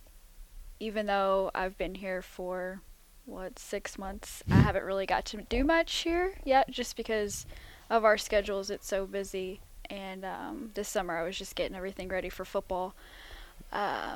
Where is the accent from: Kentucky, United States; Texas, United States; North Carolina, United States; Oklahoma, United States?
Kentucky, United States; Mayfield; moved away; I'm from Mayfield, Kentucky, which is a small town in western Kentucky